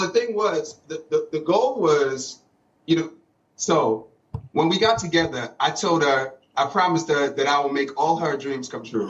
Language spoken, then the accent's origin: English; New York City, New York, United States; Brooklyn all day